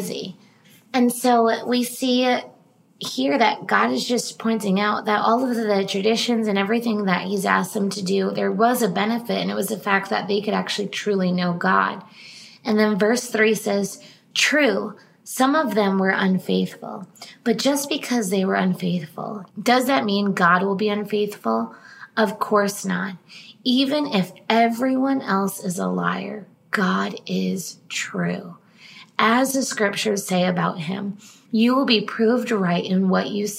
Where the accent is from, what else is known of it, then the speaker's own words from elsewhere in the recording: East Coast, United States; now in California, United States; growing up on the East Coast